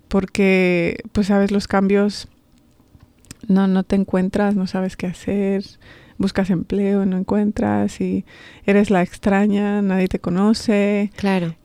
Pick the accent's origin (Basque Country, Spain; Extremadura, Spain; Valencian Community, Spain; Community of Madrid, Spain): Community of Madrid, Spain; Madrid; moved away as an adult; also born or lived in Cañar, Ecuador; now in Baltimore, United States; Crecí en Madrid, eh, en Vallecas, soy vallecana de corazón.